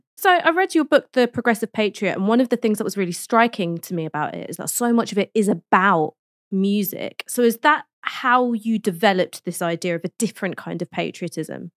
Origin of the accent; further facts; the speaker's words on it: London, United Kingdom; I grew up in London, I studied in London, I've stayed in London